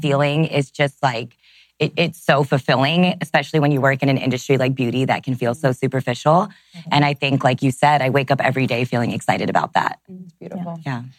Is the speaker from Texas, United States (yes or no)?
yes; Texas, United States; I grew up in Texas